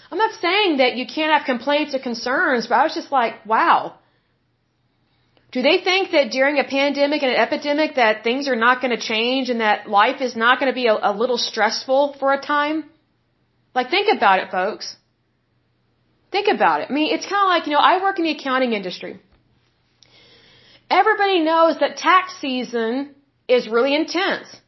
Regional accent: Oklahoma, United States; obviously I'm from Oklahoma

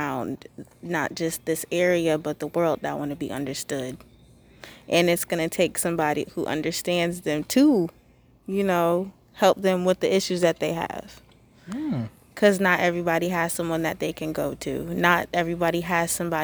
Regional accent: Connecticut, United States; I'm from Connecticut

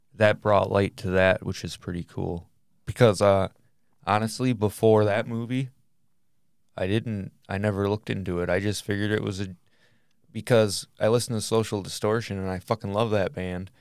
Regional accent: Michigan, United States; we're from Michigan

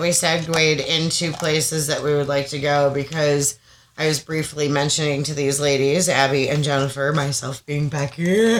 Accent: New York, United States; moved away; going back to my roots and where I'm from in New York

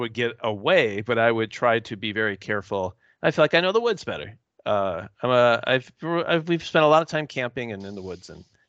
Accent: Wisconsin, United States; I think I grew up in Wisconsin.

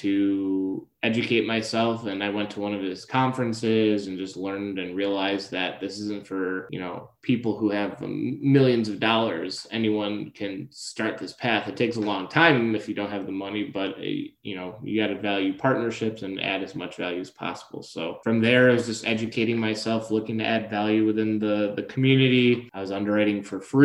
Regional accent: Detroit, Michigan, United States; Detroit, my hometown.

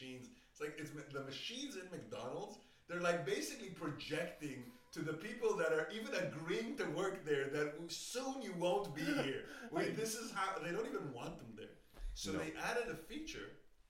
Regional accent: Israel; now in Berlin, Germany; I come from Israel originally.

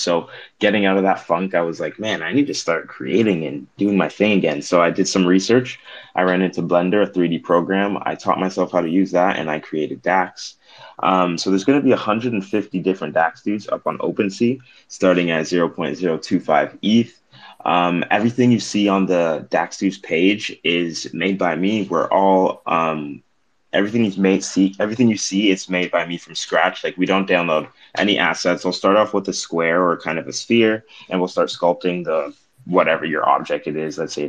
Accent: British Columbia, Canada; I'm from British Columbia, Canada.

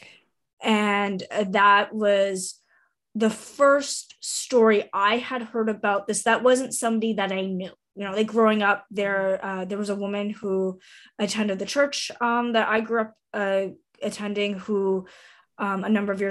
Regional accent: Southwestern Ontario, Canada; also born or lived in Toronto / Whitehorse, Yukon / Saint John, New Brunswick; now in Ottawa, Canada; I grew up in Southwestern Ontario

